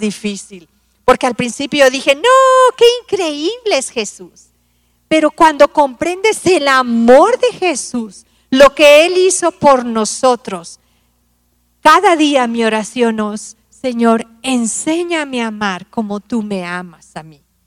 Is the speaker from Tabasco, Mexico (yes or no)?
yes; Tabasco, Mexico; now in Mexico City, Mexico; Yo soy tabasqueño, mi esposo es de aquí del DF